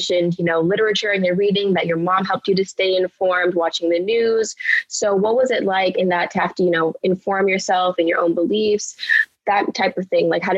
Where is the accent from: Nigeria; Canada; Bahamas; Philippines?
Bahamas; I'm not American, so I grew up in the Bahamas